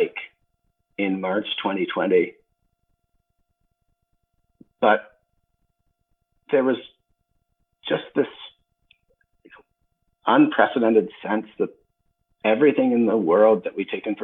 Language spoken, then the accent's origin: English; London, Ontario, Canada; I was born in London, Ontario.